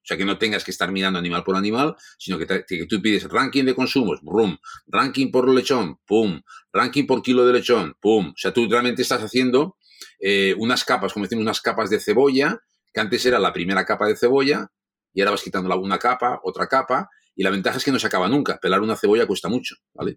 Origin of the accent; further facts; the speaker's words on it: Catalonia, Spain; como catalanes, como, como gente que nos gusta el dinero